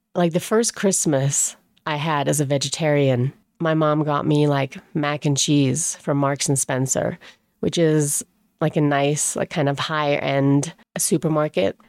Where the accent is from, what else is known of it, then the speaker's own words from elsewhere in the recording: England, United Kingdom; moved away; I grew up in England. I didn't grow up in Germany